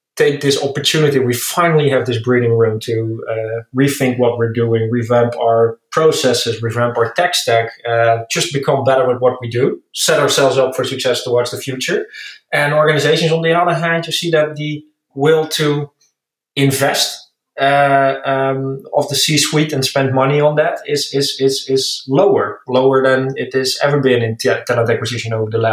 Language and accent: English; Netherlands; accent: Dutch; English is a second language; moved away as an adult; now in Berlin, Germany; As you maybe can hear by my accent, I'm Dutch, but I'm located in Berlin, moved for Smart Recruiters here